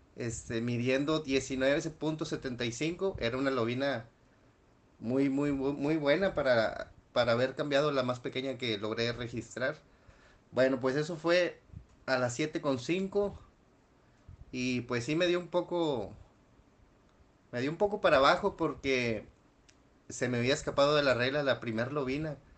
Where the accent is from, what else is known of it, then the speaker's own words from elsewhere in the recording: Nuevo León, Mexico; soy de Nuevo León, México